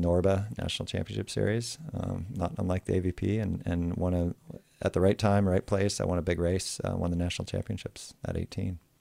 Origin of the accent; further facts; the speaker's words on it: Michigan, United States; moved away as an adult; also born or lived in South Bay, California; Growing up in Michigan